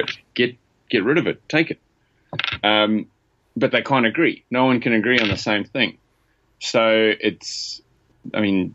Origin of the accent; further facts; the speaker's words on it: KwaZulu-Natal, South Africa; I'm from KwaZulu-Natal, which is just south and east of the Kruger National Park. It's the most coastal eastern province of South Africa.